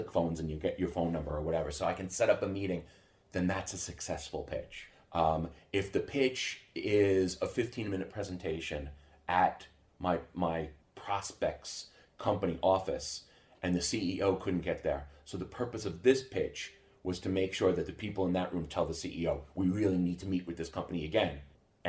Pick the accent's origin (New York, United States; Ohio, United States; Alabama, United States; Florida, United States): New York, United States; Long Island; moved away as an adult; now in Sweden; I grew up on Long Island outside of New York City.